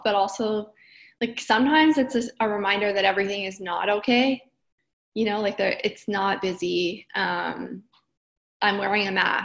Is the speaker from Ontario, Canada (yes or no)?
yes; Kenora, Ontario, Canada; now in Brooklyn, United States; I grew up in Northern Ontario in Kenora.